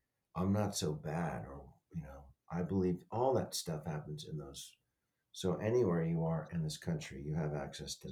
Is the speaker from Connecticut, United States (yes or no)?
no; Denver, Colorado, United States; moved away; I was raised in Denver for part of it